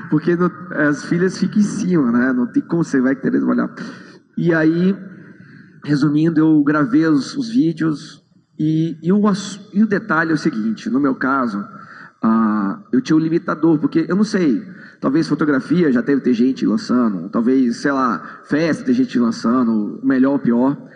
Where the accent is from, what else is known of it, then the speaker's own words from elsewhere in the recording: Brasília, Federal District, Brazil; eu sou de Brasília, eu sou dentista